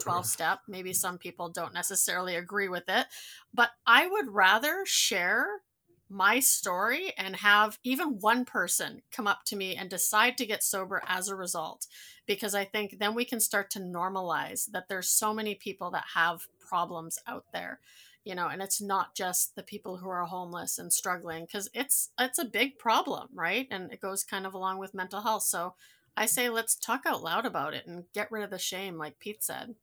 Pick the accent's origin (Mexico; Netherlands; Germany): Netherlands; moved away; I come from a Dutch family. I was born in Holland